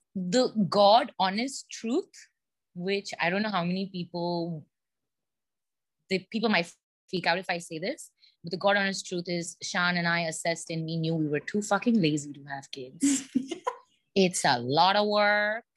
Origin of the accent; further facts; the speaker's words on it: India; being an Indian, we have lots of aunts and uncles